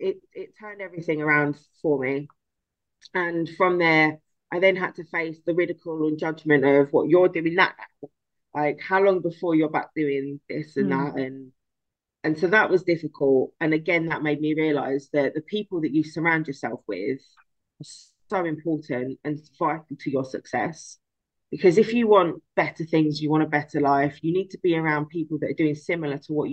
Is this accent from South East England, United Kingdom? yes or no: no; London, United Kingdom; born there; My dad told me recently that I am actually a Cockney because I was born in Guy's Hospital